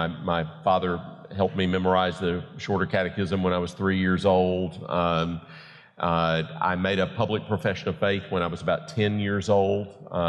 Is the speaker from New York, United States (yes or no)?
no; Greenville, South Carolina, United States; I grew up in Greenville, South Carolina. My dad was a ruling elder in our Presbyterian church, my home church.